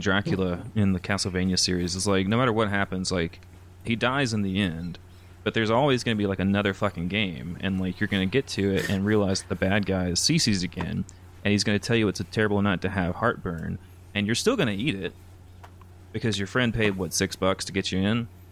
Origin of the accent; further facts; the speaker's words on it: Alabama, United States; moved away as an adult; also born or lived in San Antonio area, Texas; now in San Antonio, United States; I'm from, like, literal bumfuck Alabama, like, no post offices.